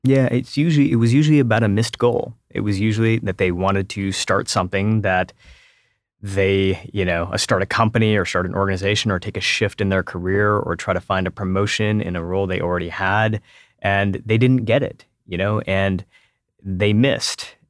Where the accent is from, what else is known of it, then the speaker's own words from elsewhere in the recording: Detroit, Michigan, United States; moved away as an adult; also born or lived in Silicon Valley / San Francisco; I grew up in Metro Detroit